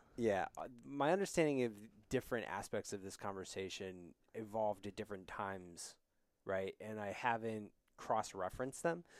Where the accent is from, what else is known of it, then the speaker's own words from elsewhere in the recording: Wyoming, United States; now in New York City, United States; I grew up in Wyoming